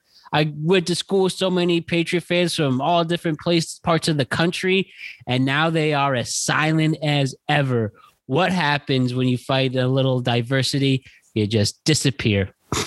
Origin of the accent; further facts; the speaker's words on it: Southwest Connecticut, United States; now in New Jersey, United States; I reckon I'm mostly in New Jersey now. Spent also time where I grew up in Southwest Connecticut.